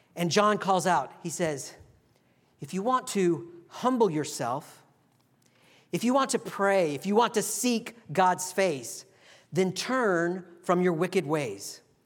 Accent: Texas, United States; now in Virginia, United States; where I grew up in Texas

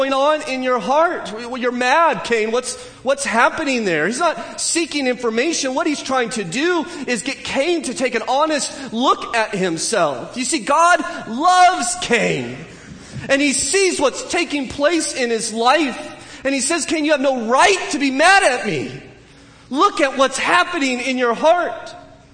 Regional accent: Southern California, United States; growing up in Southern California.

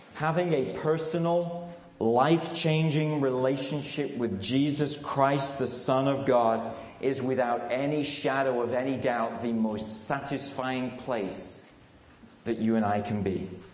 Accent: England, United Kingdom; moved away as an adult; also born or lived in Radcliffe, Manchester; now in United States; I'm English

